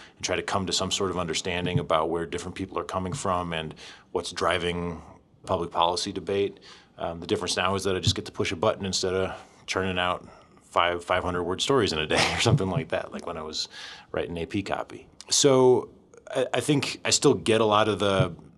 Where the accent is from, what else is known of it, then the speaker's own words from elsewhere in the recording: just outside of Chicago, Illinois, United States; moved away as an adult; also born or lived in Springfield, Illinois; now in Nevada, United States; I grew up just outside of Chicago and went to college in Chicago